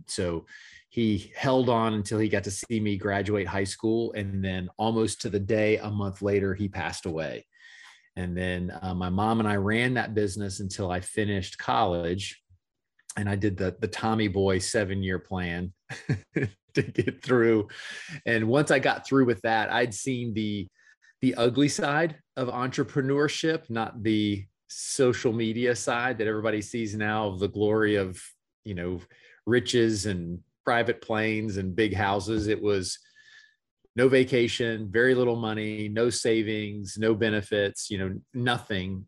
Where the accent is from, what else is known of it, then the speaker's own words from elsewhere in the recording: Gainesville, Florida, United States; moved away as an adult; now in Orlando, United States; Gainesville, Florida was where I was born and raised and where I lived, uh, the majority of my life